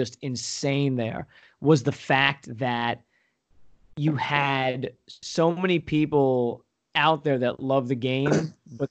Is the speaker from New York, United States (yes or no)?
yes; Long Island, New York, United States; now in Pennsylvania, United States; I grew up on Long Island, right? Super heavily populated place